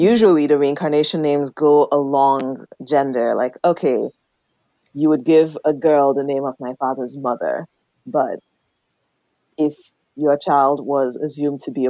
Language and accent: English; Nigeria; moved away; I was born and raised in Nigeria in Igbo land.